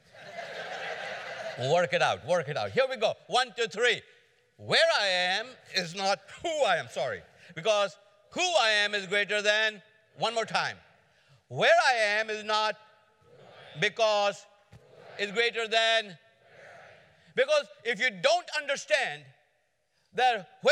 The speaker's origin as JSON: {"language": "English", "country": "India", "also_born_or_lived": "Atlanta, United States", "moved": "as an adult", "lives_now": "United States", "said": "I came to America from India in 1973 as a student in Atlanta."}